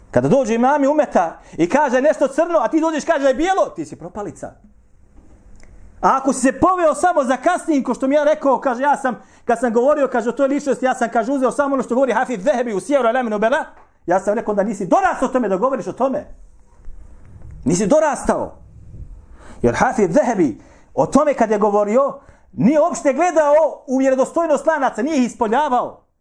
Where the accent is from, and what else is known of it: Bosnia & Herzegovina